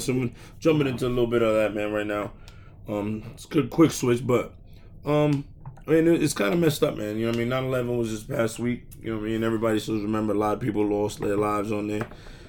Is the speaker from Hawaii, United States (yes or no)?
no; New York City, New York, United States; I'm from Brooklyn.